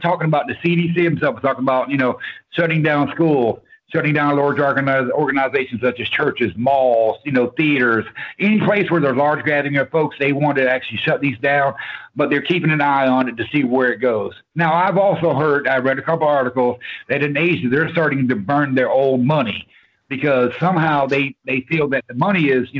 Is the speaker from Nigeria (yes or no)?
no; the South, United States; Okay, I am from the South, and I have never heard the term porch pirate.